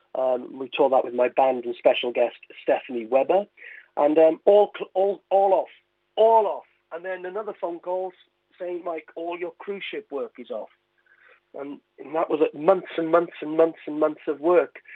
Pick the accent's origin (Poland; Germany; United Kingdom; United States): United Kingdom; Carmarthen, Wales; I was born in Carmarthen.